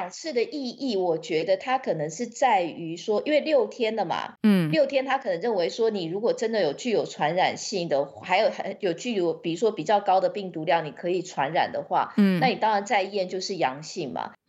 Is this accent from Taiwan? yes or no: yes; Taiwan; now in United Kingdom; 对，因为毕竟我在台湾长大嘛，